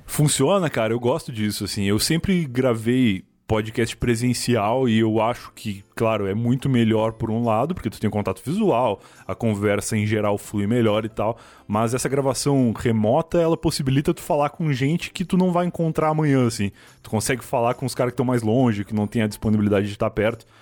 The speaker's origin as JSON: {"language": "Portuguese", "area": "Gaúcho", "region": "Rio Grande do Sul", "country": "Brazil", "said": "eu sou gaúcho também"}